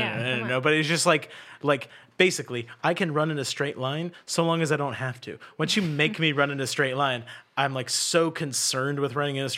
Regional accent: Charleston, South Carolina, United States; I'm from Charleston. We all have treadmills on our docks.

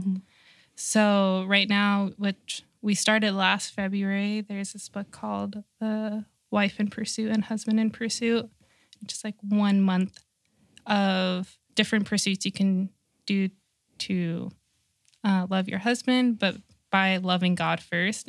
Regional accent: Rancho Cucamonga, California, United States; I grew up in Rancho Cucamonga

